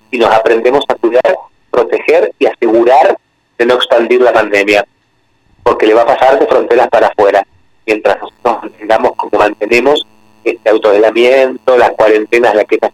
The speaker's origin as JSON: {"language": "Spanish", "town": "Pavia", "region": "Lombardy", "country": "Italy", "second_language": "Spanish", "said": "Yo soy originario de Lombardía, de Pavía, que es"}